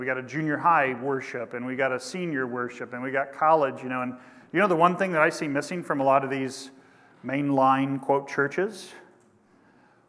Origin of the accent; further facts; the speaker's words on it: Kansas, United States; my home state of Kansas